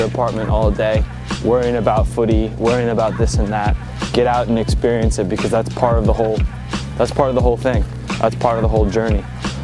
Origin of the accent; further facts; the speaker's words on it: Monroe, New York, United States; moved away as an adult; now in Hamburg, Germany; I'm from Monroe, New York, about an hour north of New York City